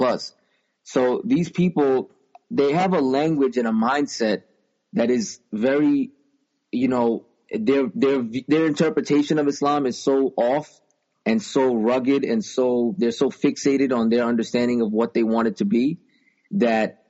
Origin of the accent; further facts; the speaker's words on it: United States; also born or lived in New York; I'm an American. I'm proud to be an American